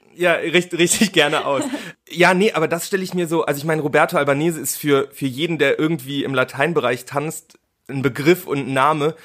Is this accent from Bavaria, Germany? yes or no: no; Cologne, North Rhine-Westphalia, Germany; ich komme ja aus Köln beziehungsweise aus der Nähe von Köln, da wohne ich mhm. jetzt inzwischen